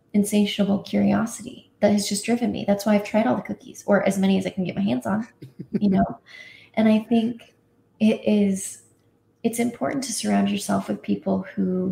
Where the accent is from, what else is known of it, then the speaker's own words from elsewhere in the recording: Indiana, United States; I grew up in Indiana